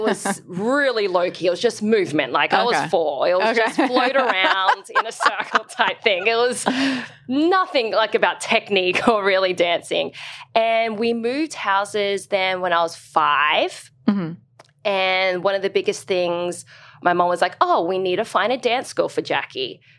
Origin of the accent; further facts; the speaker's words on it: Brisbane, Queensland, Australia; So I'm from Brisbane. Okay. And I grew up in the north of Brisbane. Well, that's where we moved to.